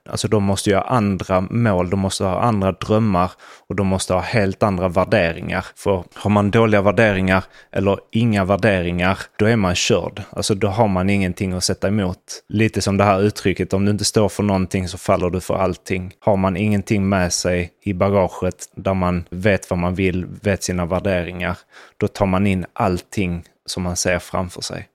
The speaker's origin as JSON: {"language": "Swedish", "country": "Sweden", "moved": "yes", "lives_now": "Spain", "said": "Vi som svenskar i Sverige, eller för den delen i Spanien som vi är"}